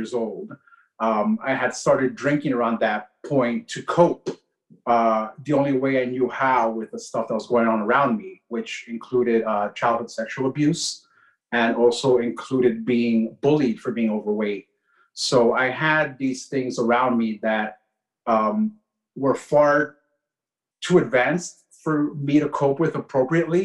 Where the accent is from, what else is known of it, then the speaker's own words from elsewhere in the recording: New York City, New York, United States; I was born and raised in Queens, New York City, to Ecuadorian parents